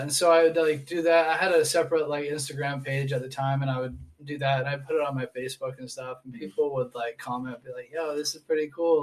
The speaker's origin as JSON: {"language": "English", "town": "Portland", "region": "Maine", "country": "United States", "tie": "born or raised there", "also_born_or_lived": "New Hampshire", "moved": "as an adult", "lives_now": "Texas, United States", "said": "I was born in Portland, Maine. Okay. So right up there by Canada."}